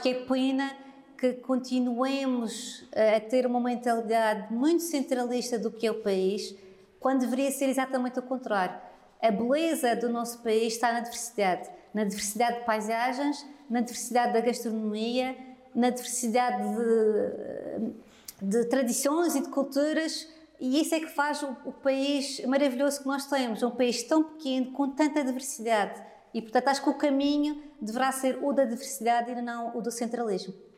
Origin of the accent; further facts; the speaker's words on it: Madeira, Portugal; como madeirense